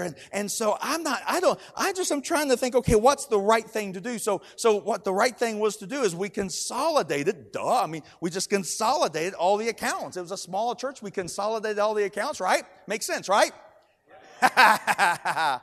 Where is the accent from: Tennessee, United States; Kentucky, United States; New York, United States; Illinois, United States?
Kentucky, United States; I am from Kentucky